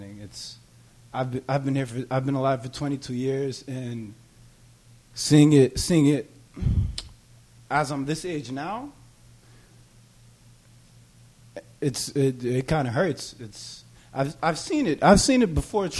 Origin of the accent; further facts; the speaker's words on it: Cambridge, Massachusetts, United States; also born or lived in Malden; I was raised here in Cambridge.